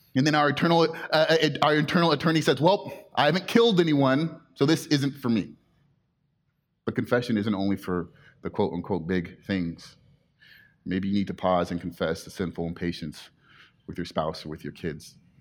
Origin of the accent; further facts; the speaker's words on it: Inland Empire, California, United States; now in Mission Viejo, United States; I grew up in the Inland Empire